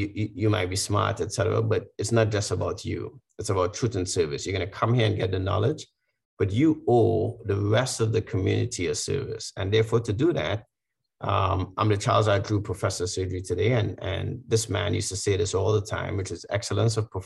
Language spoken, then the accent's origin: English; Trinidad & Tobago; moved away as an adult; also born or lived in Washington, D.C., United States; now in United States; my growing up in Trinidad